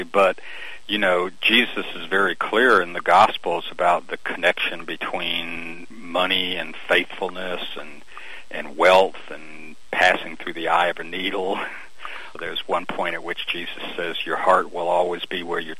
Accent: Albany, Georgia, United States; now in Brunswick, United States; I was raised in South Georgia, but over on the west side of the state, in Albany

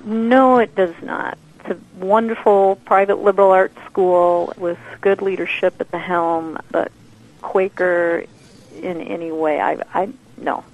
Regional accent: Winfield, Kansas, United States; also born or lived in Topeka, Kansas; now in Wichita, United States; I grew up in Winfield, Kansas, which is south of here, about 50 miles.

